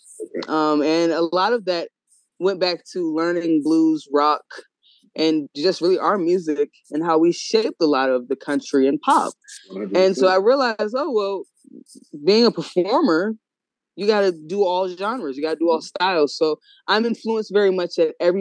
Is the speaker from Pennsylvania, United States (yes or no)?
no; Woodbridge, Virginia, United States; also born or lived in Washington, D.C.; I was born in D.C. Mm. And I grew up in VA.